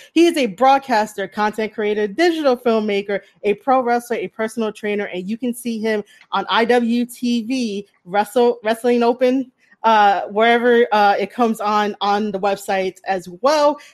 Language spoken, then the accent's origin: English; New York City, New York, United States; also born or lived in the Bronx; I grew up in Manhattan